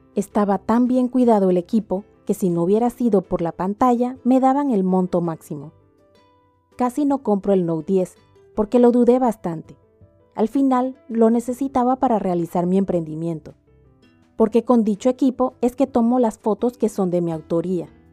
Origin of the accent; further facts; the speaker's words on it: Panama; mi país, que es Panamá